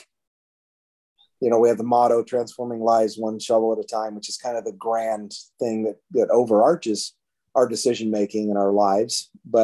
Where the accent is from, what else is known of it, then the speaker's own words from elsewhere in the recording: Oregon, United States; I was born and raised in Oregon